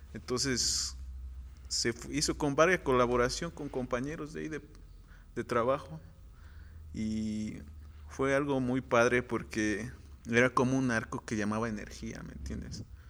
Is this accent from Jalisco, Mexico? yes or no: no; Amayuca, Morelos, Mexico; Soy originario de Amayuca, pertenezco al municipio de aquí de Janteterco